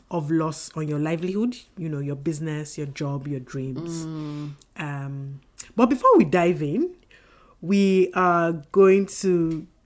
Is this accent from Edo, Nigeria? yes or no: no; Oyo, Nigeria; So Lagos State um, Oyo State. I am from Oyo State.